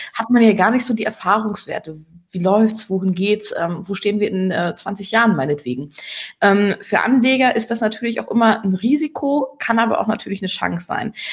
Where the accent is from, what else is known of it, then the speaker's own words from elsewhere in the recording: Germany; hier bei uns in Deutschland